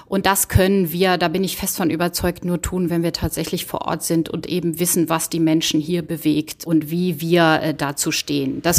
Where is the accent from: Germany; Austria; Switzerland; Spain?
Germany; Bergisch Gladbach, North Rhine-Westphalia; Ich komme aus Bergisch Gladbach, aus dem schönen Rheinland und bin 2001 ins Auswärtige Amt eingetreten